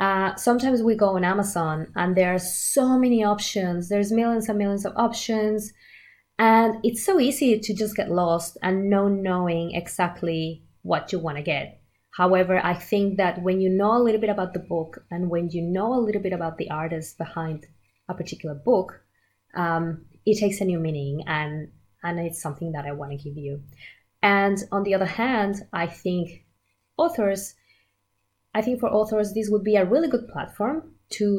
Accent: Mexico; moved away as an adult; now in Australia; I am originally from Mexico and I've been living in Australia for about 14 years now.

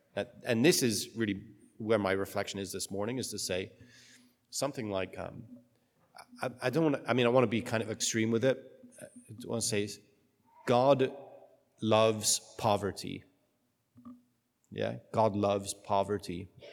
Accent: United Kingdom; I'm British

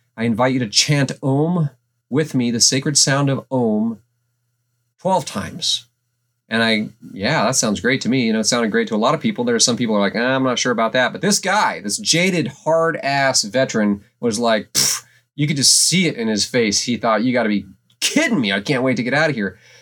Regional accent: Alaska, United States; growing up in Alaska, small town U S

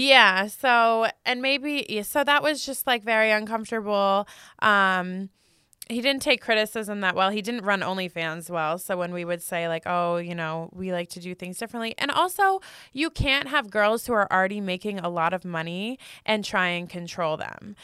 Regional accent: New Jersey, United States; moved away as an adult; now in Las Vegas, United States; I'm from New Jersey. My parents are like super corporate. That was my whole life growing up

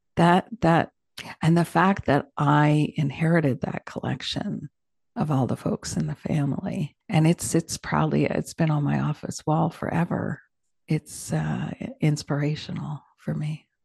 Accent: Toronto, Ontario, Canada; growing up in Toronto, Canada

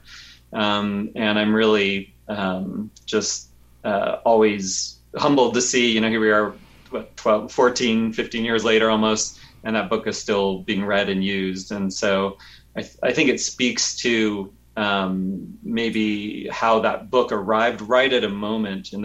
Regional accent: Tucson, Arizona, United States; I grew up in Tucson, Arizona

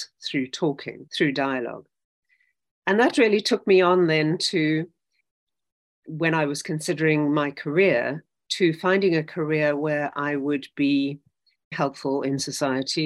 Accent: South Africa; I grew up in South Africa.

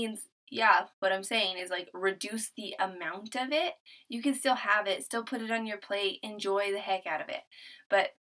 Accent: New Mexico, United States; now in Texas, United States; I'm from New Mexico. Originally, we're living in Texas. We're military

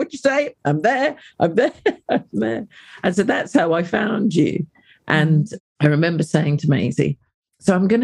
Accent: United Kingdom; I'm a British black-bodied woman

